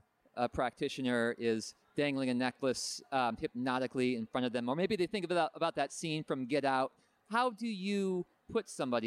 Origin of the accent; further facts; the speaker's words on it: Colorado, United States; I'm from Colorado, so there's a lot of vaping products where I come from.